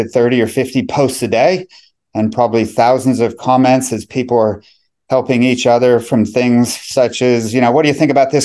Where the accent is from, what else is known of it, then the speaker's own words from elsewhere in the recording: United States; moved away as an adult; now in Melbourne, Australia; I grew up in America, but permanently migrated to Australia, to Melbourne